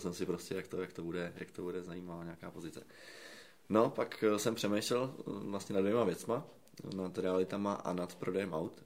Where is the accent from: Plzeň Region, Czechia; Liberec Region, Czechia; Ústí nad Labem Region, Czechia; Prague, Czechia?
Prague, Czechia; já jsem z Radotína